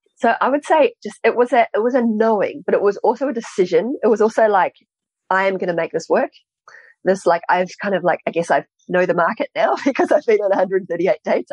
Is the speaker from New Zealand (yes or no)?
yes; New Zealand; I grew up in New Zealand